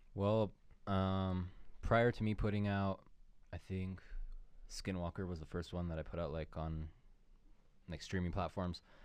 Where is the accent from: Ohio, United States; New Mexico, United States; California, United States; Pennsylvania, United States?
New Mexico, United States; Santa Fe; now in Corrales, United States; That's where I live. I was born in Santa Fe